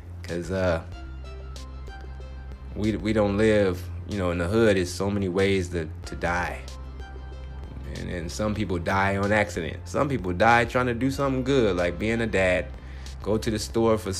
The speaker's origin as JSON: {"language": "English", "town": "Compton", "region": "California", "country": "United States", "tie": "born or raised there", "moved": "yes", "lives_now": "Phoenix, United States", "said": "Compton, my hometown"}